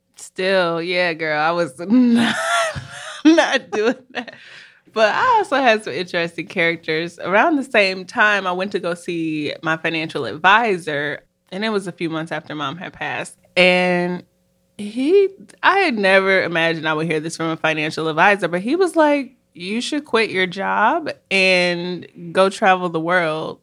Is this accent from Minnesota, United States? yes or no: yes; Minneapolis, Minnesota, United States; moved away as an adult; also born or lived in Washington, D.C.; we're actually sisters, and we were born and raised in Minneapolis, Minnesota